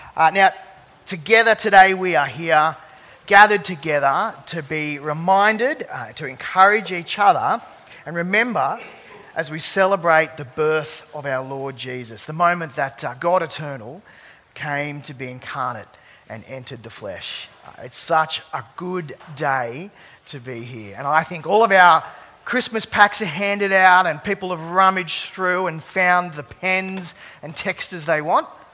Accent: Sydney, New South Wales, Australia; I grew up uh, across the bridge in the Sutherland Shire

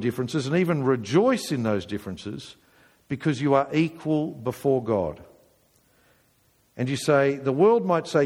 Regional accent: England, United Kingdom; we're English

